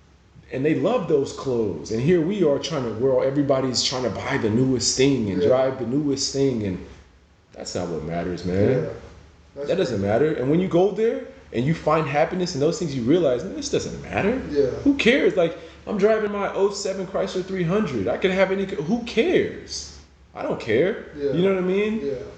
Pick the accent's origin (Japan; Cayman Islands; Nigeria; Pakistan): Nigeria; now in United States; You know, growing up in Nigeria, you can't explain to somebody who hasn't been to Africa the joy that the people there have.